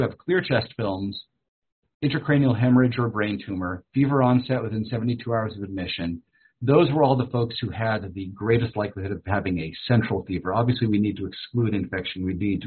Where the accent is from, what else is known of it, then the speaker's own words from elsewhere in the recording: Minnesota, United States; moved away; I was born in Minnesota